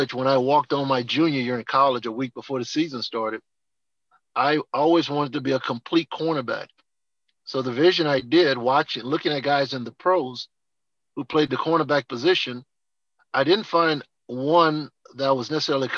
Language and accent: English; New Orleans, Louisiana, United States; growing up in New Orleans, never had to look outside my house for a role model